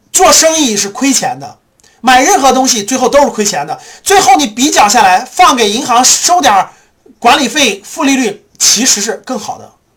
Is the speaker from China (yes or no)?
yes; China; 我们中国人